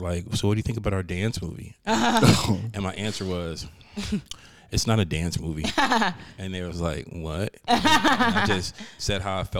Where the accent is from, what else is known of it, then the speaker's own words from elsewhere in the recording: Bay Area, California, United States; I'm from the Bay Area.